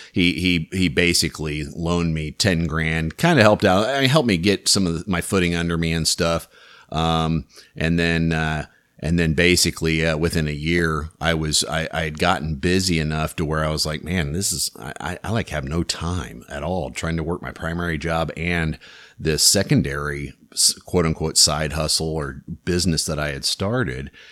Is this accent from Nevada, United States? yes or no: no; Louisburg, Kansas, United States; I grew up in Lewisburg, which is just south of Kansas City